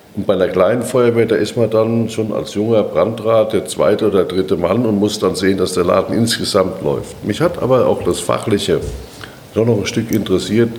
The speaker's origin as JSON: {"language": "German", "town": "Darmstadt", "region": "Hesse", "country": "Germany", "tie": "born or raised there", "also_born_or_lived": "Frankfurt", "moved": "as an adult", "lives_now": "Berlin, Germany", "said": "In Darmstadt geboren, aufgewachsen"}